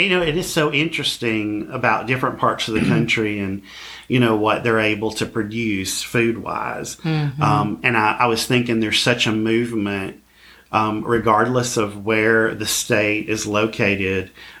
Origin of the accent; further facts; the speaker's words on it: Alabama, United States; I think it's quite a blessing to be a Southerner. Mm-hmm. And I've lived in Alabama my entire life. I have no intentions, you know, of living anywhere else